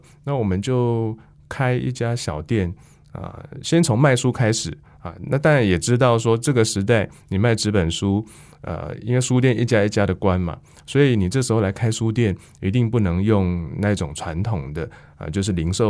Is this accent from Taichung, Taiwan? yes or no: yes; Wufeng, Taichung, Taiwan; 雾峰算是我的老家嘛，那也是我祖辈的老家啊。